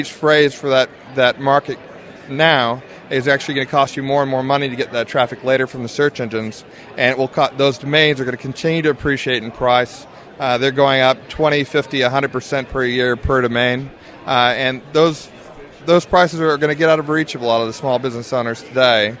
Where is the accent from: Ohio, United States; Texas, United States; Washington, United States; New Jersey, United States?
Washington, United States; Seattle; moved away as an adult; now in Brisbane, Australia; I'm a previous Yank myself, so I came from Seattle, Washington, and went to Australia about 15 years ago.